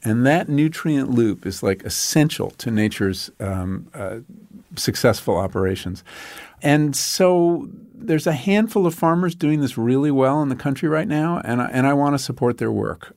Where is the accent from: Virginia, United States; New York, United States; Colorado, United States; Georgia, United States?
New York, United States; Long Island; When I grew up on Long Island